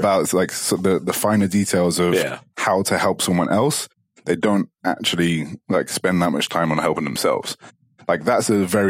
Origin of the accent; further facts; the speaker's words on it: Dubai, United Arab Emirates; say, for example, like, I came from Dubai and like, there is more so than here.